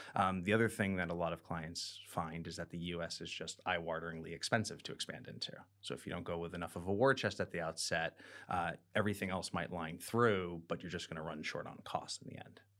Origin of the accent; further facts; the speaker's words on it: United States; now in London, United Kingdom; we are an American doing business in Britain